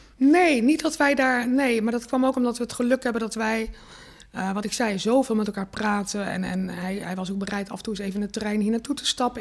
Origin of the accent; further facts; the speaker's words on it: Rotterdam, South Holland, Netherlands; ik natuurlijk echt wel mezelf neer ook zet eh, terecht als een Rotterdamse.